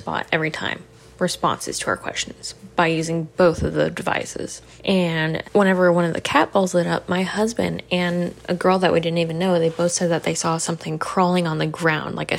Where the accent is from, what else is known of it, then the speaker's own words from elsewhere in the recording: Oklahoma, United States; I'm from Oklahoma